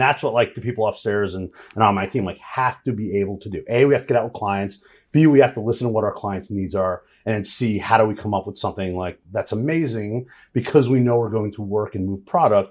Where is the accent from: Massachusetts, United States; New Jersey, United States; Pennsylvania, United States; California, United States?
New Jersey, United States; Jersey Shore; I'm from Jersey Shore